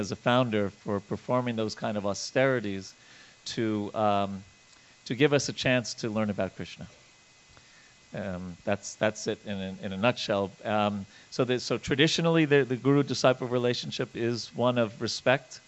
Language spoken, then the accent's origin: English; Long Island, New York, United States; I grew up on Long Island, New York